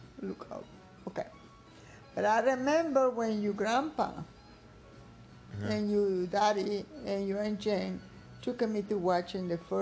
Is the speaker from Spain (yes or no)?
no; Guatemala; now in Houston, United States; I'm born there and I'm raised in there